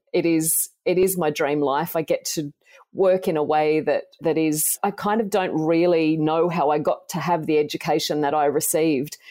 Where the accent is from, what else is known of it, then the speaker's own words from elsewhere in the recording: Tamworth, New South Wales, Australia; So I grew up in Tamworth in country New South Wales in Australia, and I loved growing up there.